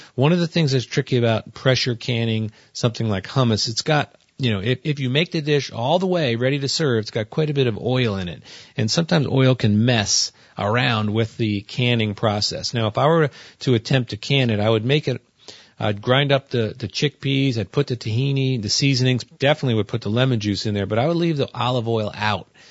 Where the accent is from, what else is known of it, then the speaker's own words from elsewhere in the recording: New Jersey, United States; I come from New Jersey